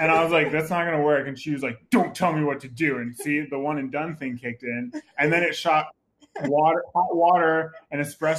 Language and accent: English; New York, United States; now in California, United States; we're from New York. I've had a lot of time in California to kind of mellow out a little bit.